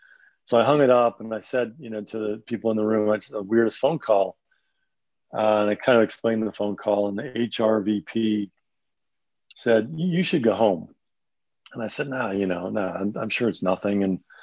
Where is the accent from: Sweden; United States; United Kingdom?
United States; Northeast; And you know, growing up in the Northeast, I really didn't have a lot of familiarity with tornadoes.